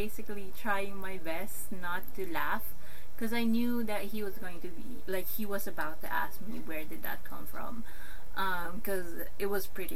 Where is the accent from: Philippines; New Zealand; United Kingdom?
Philippines; I told them I was from the Philippines